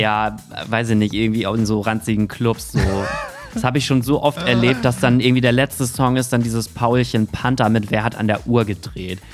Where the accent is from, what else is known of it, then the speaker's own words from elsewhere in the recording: Hamburg, Germany; ich komme halt aus Hamburg